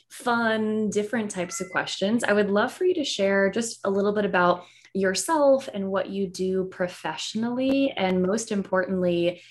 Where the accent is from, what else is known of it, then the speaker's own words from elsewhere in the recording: Colorado, United States; I'm from Colorado